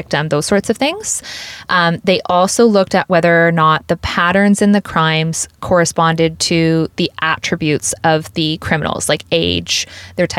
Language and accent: English; Woodstock, Ontario, Canada; my hometown of Woodstock, Ontario